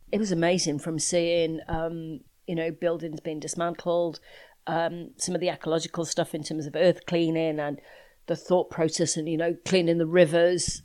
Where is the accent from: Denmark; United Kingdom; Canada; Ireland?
United Kingdom; being British